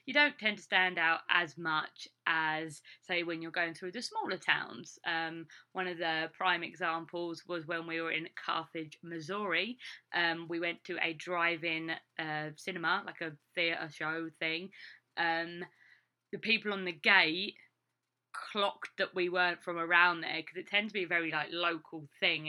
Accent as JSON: {"language": "English", "area": "Essex", "region": "East of England", "country": "United Kingdom", "tie": "born or raised there", "moved": "as an adult", "lives_now": "Iowa, United States", "said": "I'm from Essex, you find the people haven't heard of Essex at all. So if I just say, oh, I'm just outside of London, which is true, it's like I'm like a 45-minute train ride away from London. So, I mean, it is very close to where I grew up"}